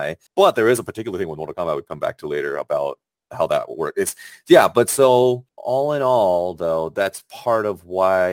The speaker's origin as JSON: {"language": "English", "country": "China", "tie": "born or raised there", "said": "I was born in China"}